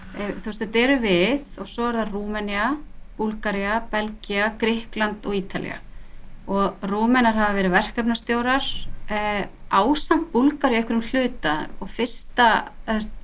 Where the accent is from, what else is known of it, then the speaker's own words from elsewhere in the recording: Reykjavík, Capital Region, Iceland; moved away as an adult; also born or lived in Barcelona, Spain; ég bara stelpa á breyðhaldi alveg upp í dúbnuhólum alla tíð